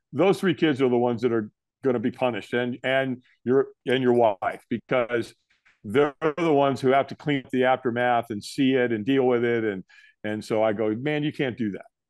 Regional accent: Los Angeles, California, United States; this is in Hollywood, California. I was born in the Queen of Angels Hospital

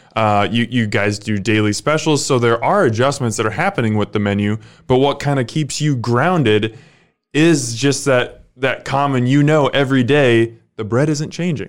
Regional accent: Omaha, Nebraska, United States; I'm from Omaha, I love Omaha

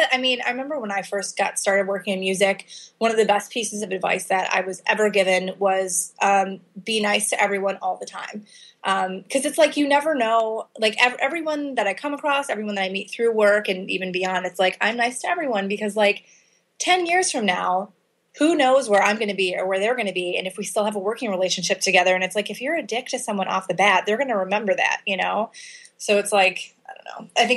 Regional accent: Illinois, United States; In the Chicago area. So my parents are both from Chicago, moved to the suburbs when I was a kid.

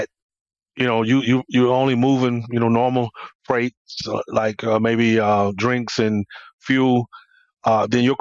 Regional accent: Atlanta, Georgia, United States; I'm from Atlanta, born and raised in Atlanta

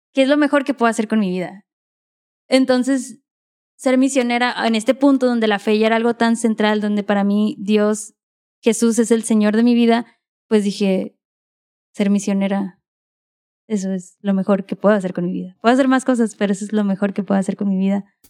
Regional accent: Mexicali, Baja California, Mexico; Yo nací en Mexicali, soy cachanilla

